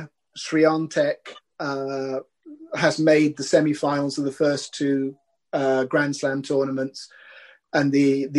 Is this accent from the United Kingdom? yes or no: yes; United Kingdom; as a Brit